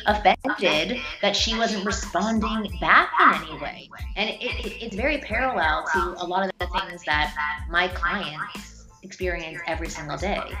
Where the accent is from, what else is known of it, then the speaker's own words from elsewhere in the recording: Toronto, Ontario, Canada; moved away as an adult; now in United States; I'm from Toronto originally